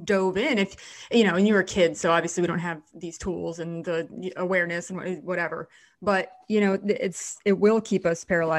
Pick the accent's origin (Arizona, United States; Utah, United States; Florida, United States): Florida, United States; South; I live in South Florida and I'm born and raised in South Florida.